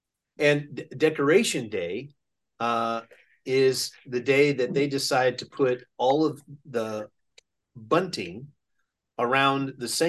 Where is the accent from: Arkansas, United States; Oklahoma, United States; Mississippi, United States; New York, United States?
Oklahoma, United States; also born or lived in Yokosuka / Waukegan / Yakima / Greenville; I grew up in Oklahoma. I spent the majority of my life in Oklahoma. I spent 4 years in Enid before Dad got in the Navy.